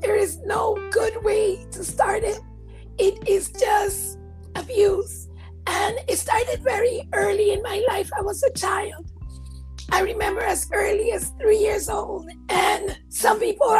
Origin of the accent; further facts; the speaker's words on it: U.S. Virgin Islands; also born or lived in Puerto Rico / Washington State, United States; now in Georgia, United States; I was born in Puerto Rico, raised on St. Croix, U.S. Virgin Islands, and then went to live in Washington State